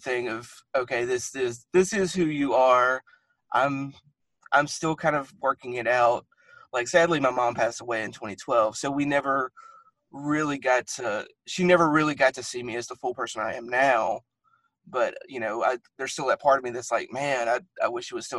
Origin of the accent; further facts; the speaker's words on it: the South, United States; growing up in the Christian South